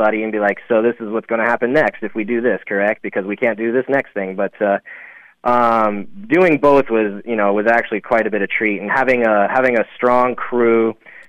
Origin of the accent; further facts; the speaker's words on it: Black Hills, South Dakota, United States; I grew up in the Black Hills area, the latter half of my teen years